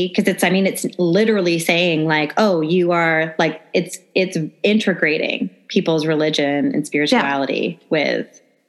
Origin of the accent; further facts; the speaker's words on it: the North, United States; now in Nashville, United States; growing up in the North, not that there aren't religious people in the North, but like I've only really been introduced to purity culture since I've been living in the South.